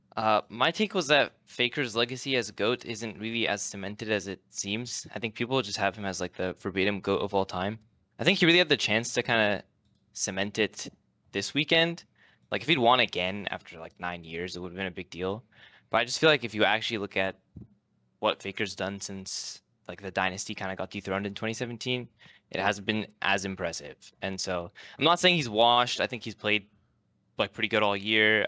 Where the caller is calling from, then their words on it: Seattle, Washington, United States; Calling from Seattle, Washington.